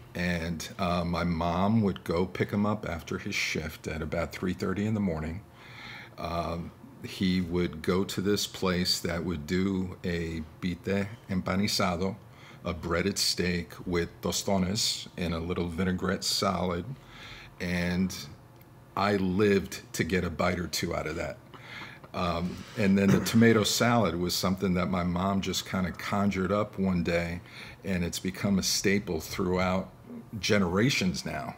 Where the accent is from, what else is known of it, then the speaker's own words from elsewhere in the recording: New York, United States; now in Milwaukee, United States; growing up in New York